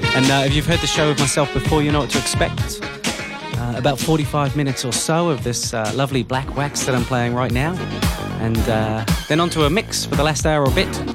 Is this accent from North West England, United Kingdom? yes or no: yes; Liverpool, North West England, United Kingdom; moved away; my hometown of Liverpool in the UK